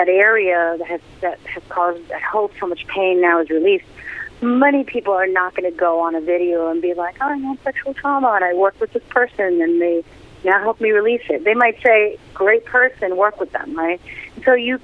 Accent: New York City, New York, United States; moved away as an adult; now in Pennsylvania, United States; I am such a New Yorker. I grew up in Queens

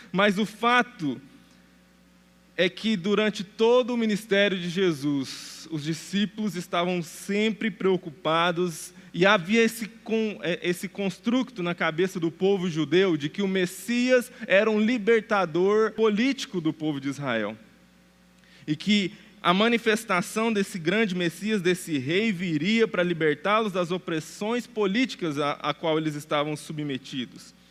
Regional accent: Brazil; esquecemos que nós somos brasileiros, gentios não fazemos parte da aliança abraâmica original

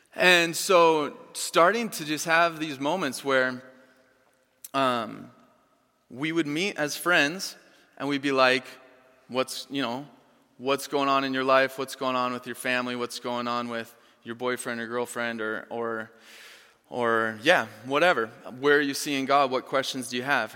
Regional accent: Chanhassen, Minnesota, United States; moved away; I grew up here in Chanhassen

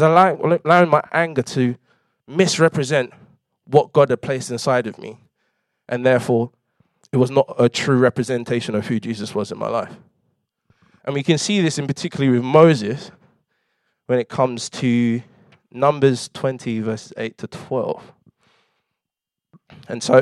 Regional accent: London, United Kingdom; I grew up in London

